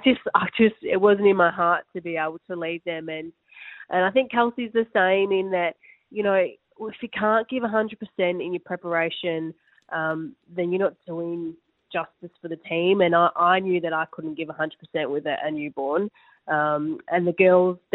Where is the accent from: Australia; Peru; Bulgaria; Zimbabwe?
Australia; as Australian players